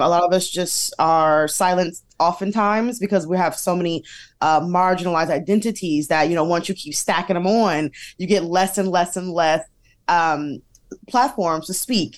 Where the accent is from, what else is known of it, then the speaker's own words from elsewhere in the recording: Detroit, Michigan, United States; we, uh, grew up in Detroit, half Detroit, half downriver